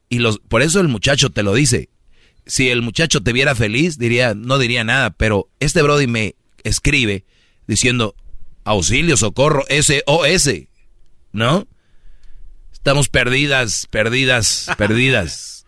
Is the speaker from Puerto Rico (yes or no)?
no; Monterrey, Nuevo León, Mexico; soy de Monterrey